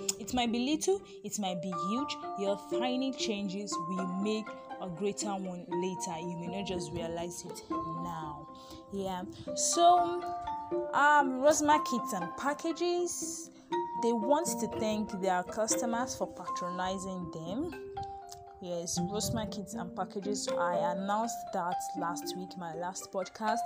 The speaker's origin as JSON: {"language": "English", "country": "Nigeria"}